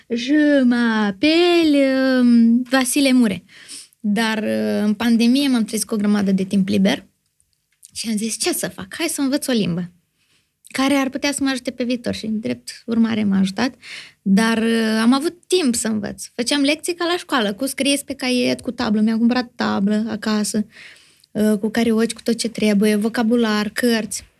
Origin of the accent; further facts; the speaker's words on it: Moldova; sunt moldoveancă